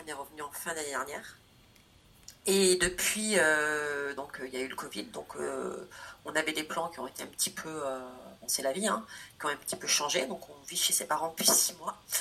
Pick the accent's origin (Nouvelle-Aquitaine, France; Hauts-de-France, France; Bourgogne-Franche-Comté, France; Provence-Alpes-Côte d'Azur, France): Nouvelle-Aquitaine, France; Corrèze; j'ai une famille, donc je viens de Corrèze, donc euh, qui est issue d'agriculture